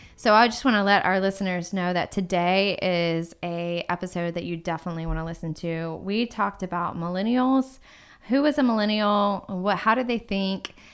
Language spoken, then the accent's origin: English; Atlanta, Georgia, United States; I grew up in Atlanta